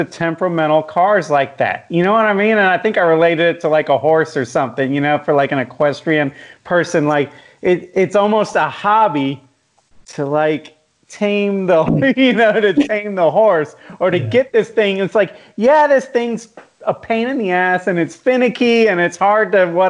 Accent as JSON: {"language": "English", "town": "Jacksonville", "region": "Florida", "country": "United States", "tie": "born or raised there", "said": "I grew up in Jacksonville"}